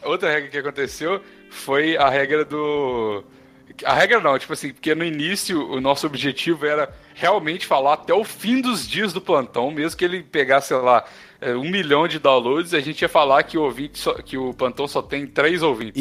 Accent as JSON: {"language": "Portuguese", "country": "Brazil", "moved": "yes", "lives_now": "France", "said": "quando eu falei brasileiro"}